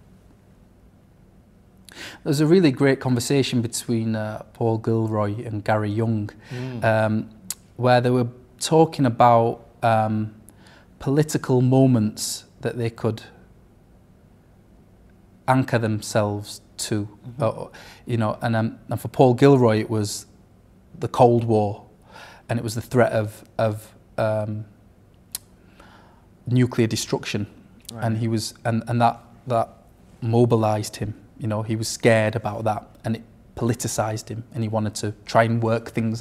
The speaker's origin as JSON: {"language": "English", "town": "Sheffield", "region": "Yorkshire and the Humber", "country": "United Kingdom", "tie": "born or raised there", "said": "I grew up in Firth Park, a multicultural area on the outskirts of Sheffield"}